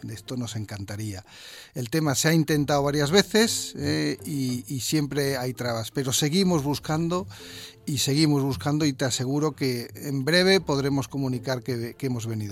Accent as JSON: {"language": "Spanish", "town": "El Puerto de Santa María", "region": "Andalusia", "country": "Spain", "said": "soy, vengo del puerto"}